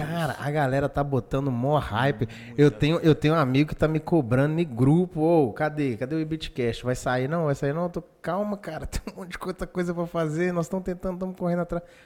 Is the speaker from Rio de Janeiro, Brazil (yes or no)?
no; Pirapora, Minas Gerais, Brazil; now in Governador Valadares, Brazil; sou nascido em Pirapora, outra cidade quente pra danar